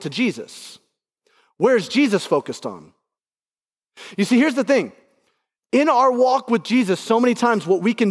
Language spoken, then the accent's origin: English; Alabama, United States; now in Indianapolis, United States; I grew up in Alabama